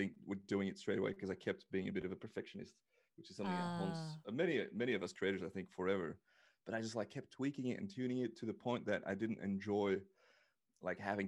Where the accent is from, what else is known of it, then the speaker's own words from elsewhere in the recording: Belgium; moved away as an adult; also born or lived in Australia; I am Australian, but I am actually Belgian. I've only been Australian for a year and a bit now.